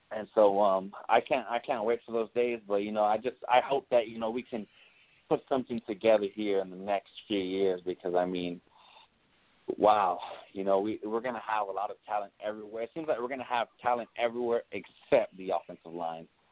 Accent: Immokalee, Florida, United States; I'm from Immokalee

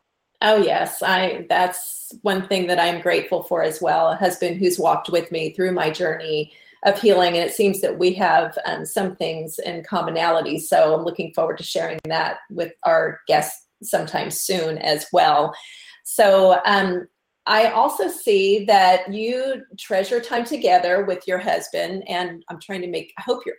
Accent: Southern United States, United States; accent: Southern; And I'm going to just start going into my Southern accent.

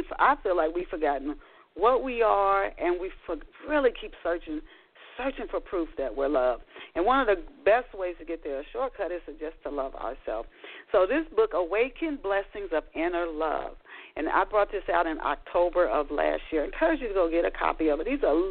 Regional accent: Tennessee, United States; also born or lived in Dayton, Ohio; I didn't grew up in later in Tennessee

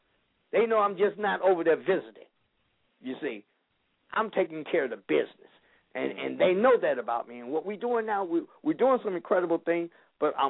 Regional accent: Chicago, Illinois, United States; moved away as an adult; now in Benton Harbor, United States; I was born and raised in Chicago. I went to John Marshall High School

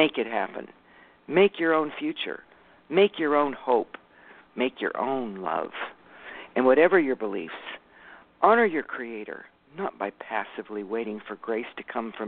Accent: California, United States; I'm from California.

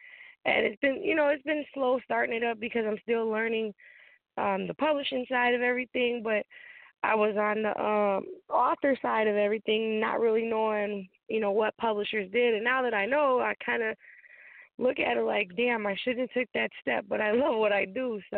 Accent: Chicago, Illinois, United States; also born or lived in North Carolina; But I was born and raised in Chicago, moved to North Carolina, lived there for 10 years. I'm a mother to 6 kids, 3 boys, 3 girls, and a wife.

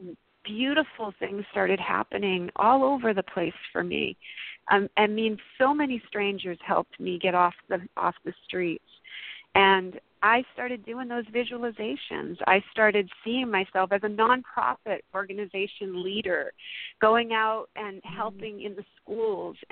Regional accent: Massachusetts, United States; moved away as an adult; now in California, United States; I moved to California. I'm from Massachusetts originally, and I had moved out here to California

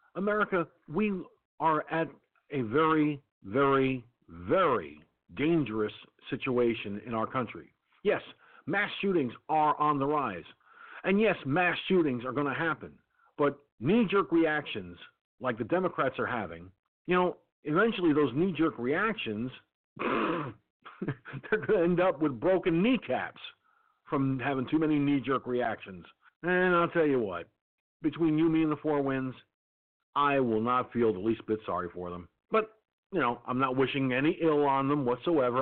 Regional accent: United States; I'm an American citizen. I was born, raised, and crazed in this country

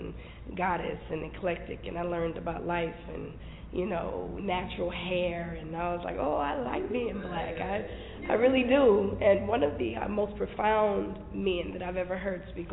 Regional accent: Longview, Texas, United States; also born or lived in St. Louis, Missouri; I was born in St. Louis, but I was raised in East Texas, Longview, Texas

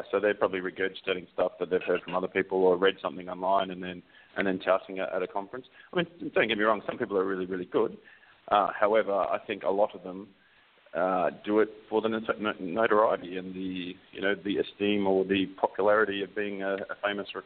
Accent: Australia; now in New Zealand; Um, so I'm an Australian living in New Zealand. If you can't really understand my accent, it's because it's pretty screwed.

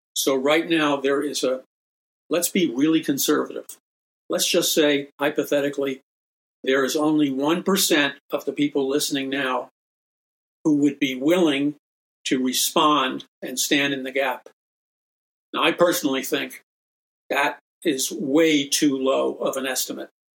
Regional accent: New York City, New York, United States; I grew up in New York City, taking the subways, being in an urban environment

